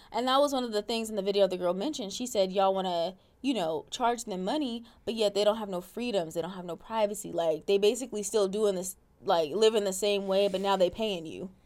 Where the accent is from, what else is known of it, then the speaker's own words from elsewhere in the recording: Alaska, United States; I grew up in Alaska